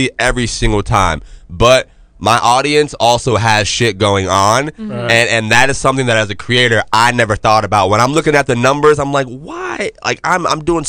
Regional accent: Jacksonville, Florida, United States; I'm from Jacksonville

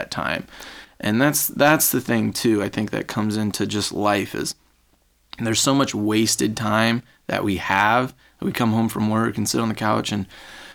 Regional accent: North Carolina, United States; I grew up in North Carolina

